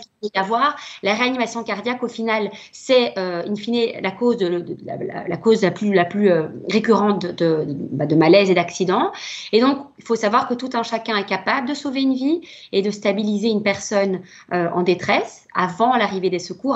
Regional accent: Belgium; chez nous en Belgique

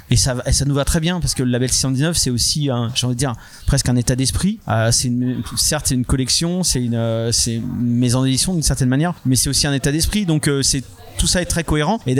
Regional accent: France; ben nous, on n'est pas un produit d'importation américain, tu vois, on est, on est, on est français.

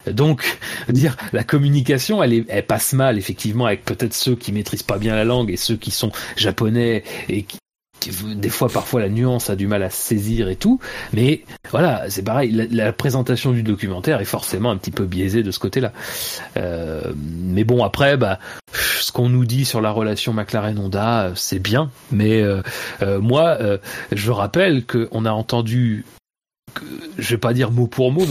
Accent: France; En plus, je suis français, donc je peux leur indiquer les bons, les, bons bistrots du coin.

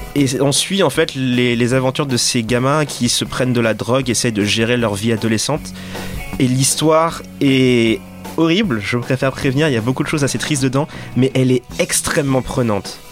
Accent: Dakar, Senegal; j'ai grandi à Dakar

